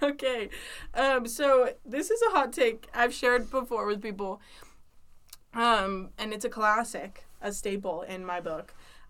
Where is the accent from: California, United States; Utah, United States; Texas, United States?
Utah, United States; also born or lived in Pennsylvania; Originally spent the first 5 years of my life in Pennsylvania, and then again moved here to Utah.